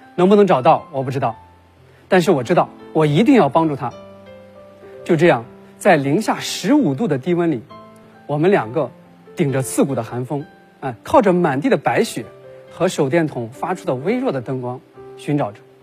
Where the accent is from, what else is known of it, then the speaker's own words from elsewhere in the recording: China; 想到我是来自中国的志愿者